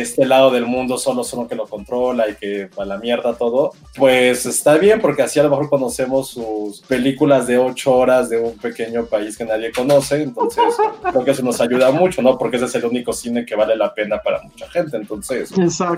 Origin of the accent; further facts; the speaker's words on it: Mexico; nosotros como mm. mexicanos que siempre tenemos esta parte también de dolor